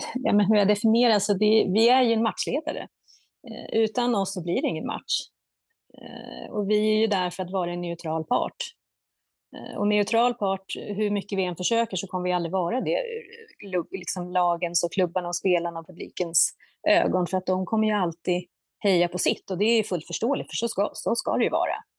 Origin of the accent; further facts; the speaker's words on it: Södertälje, Stockholm County, Sweden; jag är ju född och uppvuxen i Södertälje, en basketstad